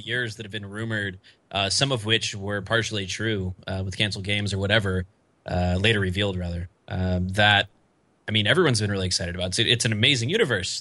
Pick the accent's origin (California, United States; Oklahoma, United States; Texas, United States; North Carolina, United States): Oklahoma, United States; I'm from Oklahoma.